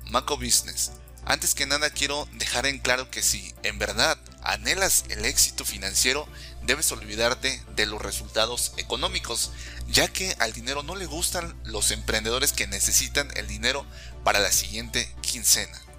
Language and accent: Spanish; Mexico; also born or lived in Canada; soy mexicano, por ende latinoamericano. Para ser exacto, conozco cómo funciona todo el sistema en México y en Latinoamérica.